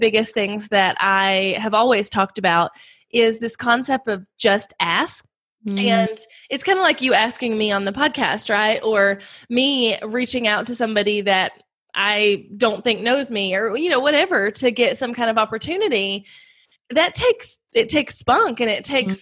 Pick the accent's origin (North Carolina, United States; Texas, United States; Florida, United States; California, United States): North Carolina, United States; I'm from North Carolina. I have 2 little boys, and we live on a farm here in North Carolina